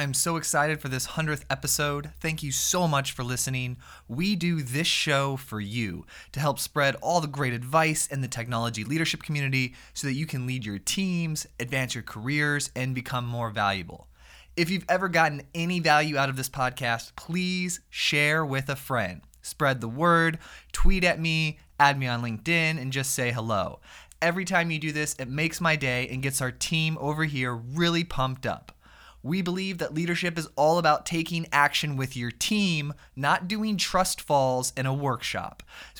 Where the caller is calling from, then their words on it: Sarasota, Florida, United States; Like Tampa area, a little bit south of Tampa in a town called Sarasota.